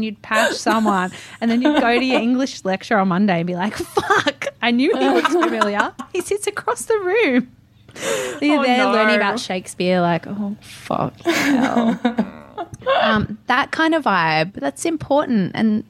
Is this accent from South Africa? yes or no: no; Newcastle, New South Wales, Australia; I grew up in Newcastle.